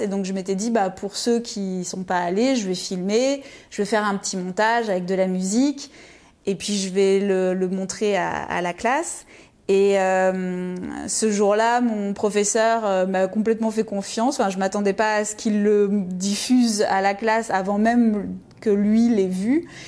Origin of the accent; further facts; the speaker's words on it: Lyon, Auvergne-Rhône-Alpes, France; moved away as an adult; je suis née à Lyon et j'ai grandi euh, à Lyon euh, jusqu'à mes 18 ans